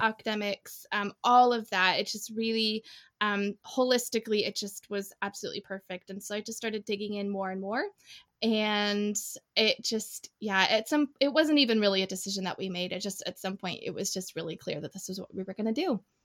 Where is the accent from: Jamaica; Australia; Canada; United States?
United States; Indiana; moved away as an adult; also born or lived in northwest of England; now in United Kingdom; I am an American expat. I grew up in in Indiana. And now I live in the northwest of England